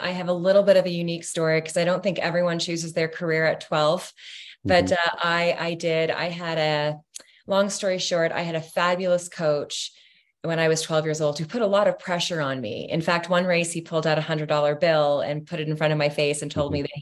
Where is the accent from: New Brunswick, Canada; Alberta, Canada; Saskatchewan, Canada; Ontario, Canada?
Ontario, Canada; there was a school two hours outside of toronto in london ontario and uh, so the school was an easy pick close to home